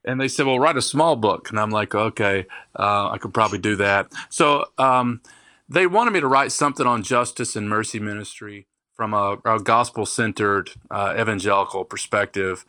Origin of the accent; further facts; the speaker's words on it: Kentucky, United States; also born or lived in Detroit, Michigan; now in Raleigh, United States; I was born in Detroit, Michigan, um, but moved to Kentucky when I was small